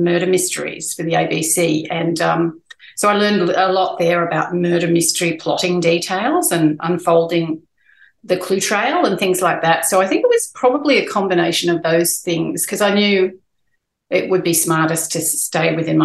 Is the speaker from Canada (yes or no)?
no; Newcastle, New South Wales, Australia; I grew up in Newcastle